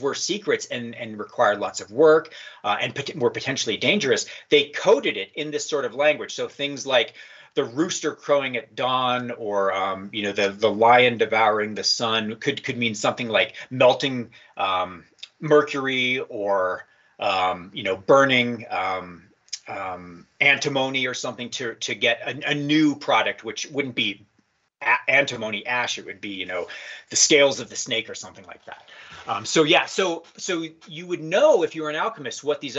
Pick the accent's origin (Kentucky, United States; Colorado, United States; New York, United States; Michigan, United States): Colorado, United States; I was just growing up in Colorado